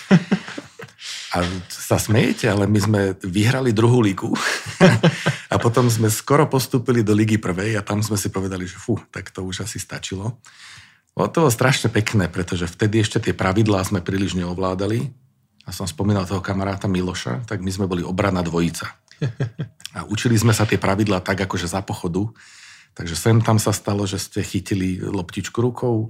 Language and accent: Slovak; Záhorie, Slovakia; ja som mal možnosť vyrastať na záhorí uprostred takého borovicového lesa